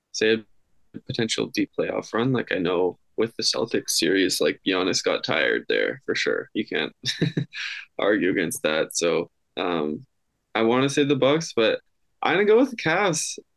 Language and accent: English; Canada; being a Canadian